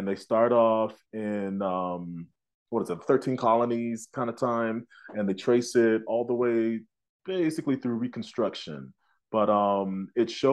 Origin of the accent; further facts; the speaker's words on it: Tulsa, Oklahoma, United States; also born or lived in New York / Illinois; now in Denver, United States; I grew up in Tulsa, and I've been acting out in New York for several years, and now I have just landed in Denver